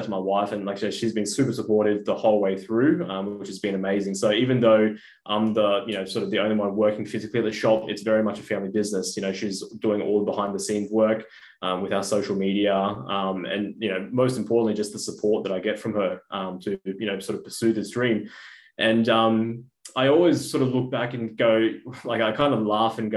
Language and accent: English; Brisbane, Queensland, Australia; moved away as an adult; now in Melbourne, Australia; And originally I was from Brisbane. Moved to Melbourne about 3-4 years ago